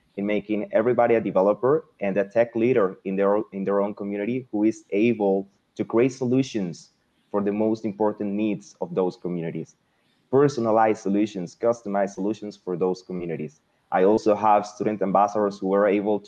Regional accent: Venezuela; English is a second language; moved away as an adult; now in Mexico; I was born in Venezuela, but I decided to come to Mexico to do my bachelor's degree

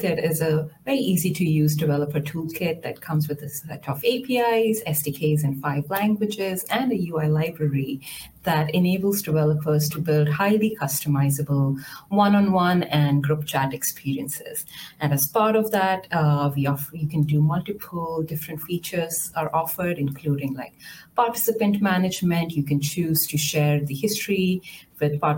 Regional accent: India; I was born and raised in India

